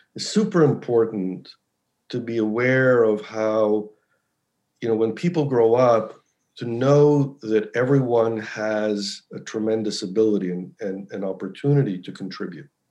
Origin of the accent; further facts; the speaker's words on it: United States; I actually grew up in the U.S. I was born in the U.S.